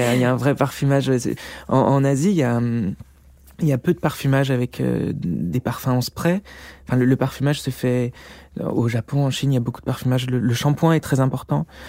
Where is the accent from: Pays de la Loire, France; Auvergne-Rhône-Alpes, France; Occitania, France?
Auvergne-Rhône-Alpes, France; Beaujolais; also born or lived in Lyon; À la base, moi je suis lyonnais, enfin je viens du Beaujolais, j'ai fait mes études à Lyon.